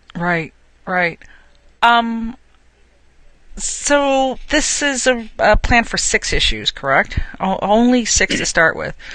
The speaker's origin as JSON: {"language": "English", "region": "New Jersey", "country": "United States", "tie": "born or raised there", "moved": "yes", "lives_now": "New York, United States", "said": "I grew up in New Jersey."}